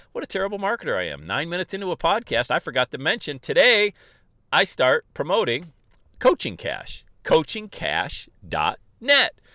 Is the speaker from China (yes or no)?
no; Bradford, Pennsylvania, United States; I was a huge Yankee fan growing up in Bradford, Pennsylvania.